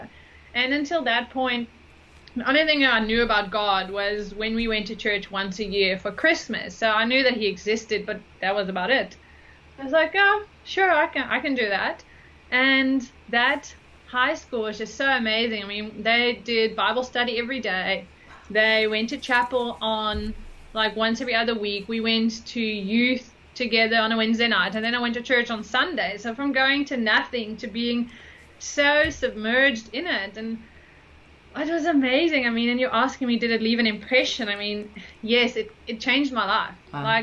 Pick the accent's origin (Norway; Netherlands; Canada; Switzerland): Netherlands; moved away; also born or lived in United States; I'm originally from the Netherlands